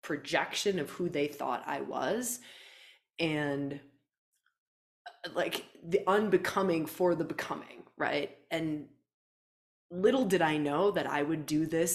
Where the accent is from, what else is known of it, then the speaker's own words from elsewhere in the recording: Wisconsin, United States; moved away as an adult; also born or lived in Australia; I grew up in Wisconsin. Right? Like, I grew up on a farm, a dairy farm.